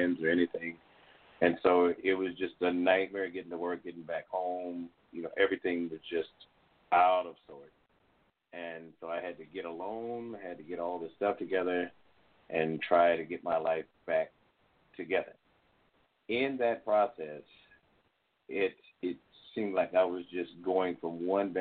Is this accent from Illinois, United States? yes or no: yes; Illinois, United States; moved away as an adult; also born or lived in Mississippi; I was from Illinois